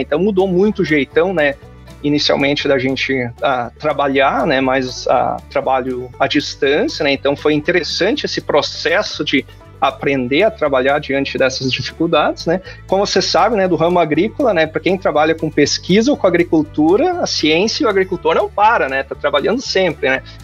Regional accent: Paraíso do Sul, Rio Grande do Sul, Brazil; moved away as an adult; also born or lived in Agudo, Rio Grande do Sul / Santa Maria, Rio Grande do Sul; now in Arkansas, United States; eu sou nascido em Agudo, né? Mas na verdade, os meus pais tinham uma pequena propriedade em Paraíso do Sul

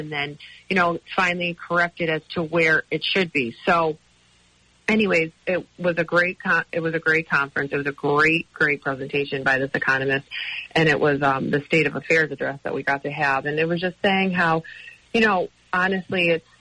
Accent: Scranton, Pennsylvania, United States; also born or lived in Philadelphia; I'm from Scranton.

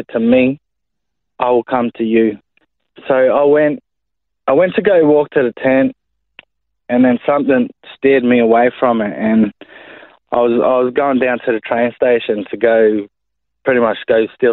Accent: Brisbane, Queensland, Australia; I was born and raised in Brisbane, Queensland, on the north side of Brisbane mainly.

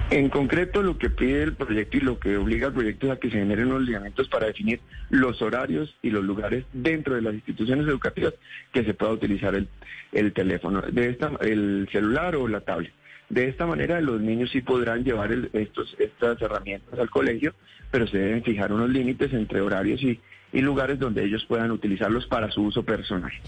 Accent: Boyacá, Colombia; yo soy de provincia, soy del departamento de Boyacá

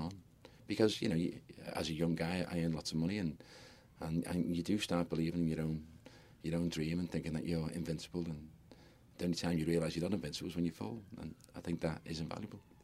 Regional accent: Liverpool, North West England, United Kingdom; I'm a Scouser, and I, lo- I absolutely adore my city

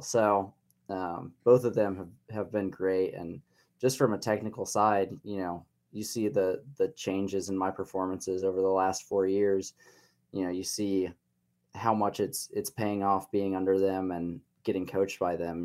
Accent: Columbia, Missouri, United States; moved away as an adult; now in Lawrence, United States; I was born in Columbia, raised in Columbia

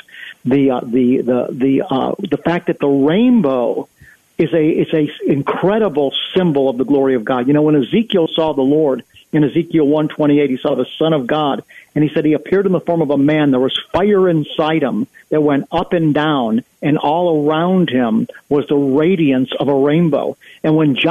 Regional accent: United States; as an American

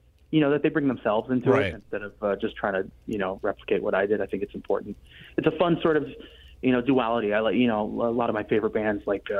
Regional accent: Los Angeles, California, United States; SoFi at LA, my hometown.

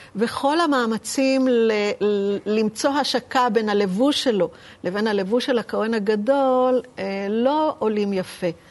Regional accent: Petah Tikva, Central District, Israel; אני נולדתי בפתח תקווה, אבל הסבא שלי הוא מכפר סבא

